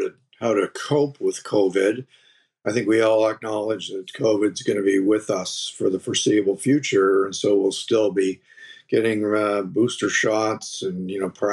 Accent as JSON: {"language": "English", "town": "Oshawa", "region": "Ontario", "country": "Canada", "tie": "born or raised there", "said": "I grew up in Oshawa, down near Toronto, the Motor City"}